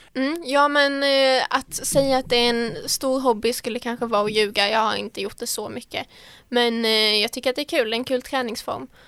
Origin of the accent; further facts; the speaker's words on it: Ronneby, Blekinge, Sweden; also born or lived in Malmö; jag är från Ronneby, en liten by som ligger i Blekinge